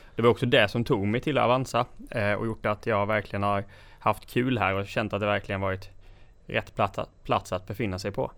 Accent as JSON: {"language": "Swedish", "town": "Gnosjö", "region": "Jönköping County", "country": "Sweden", "said": "Så jag kommer ifrån Gnosjötrakterna"}